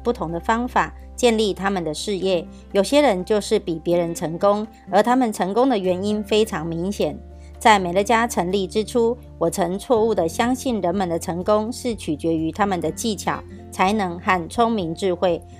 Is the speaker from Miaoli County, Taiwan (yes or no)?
yes; Miaoli County, Taiwan; ，今天要为大家导读的主题是